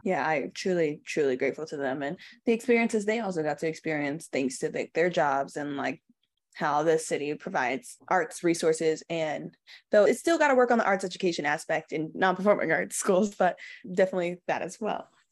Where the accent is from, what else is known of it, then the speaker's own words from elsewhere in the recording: New York City, New York, United States; also born or lived in Bronx, New York; I was born in the Bronx, and I was raised in Queens in a small neighborhood called Saint Albans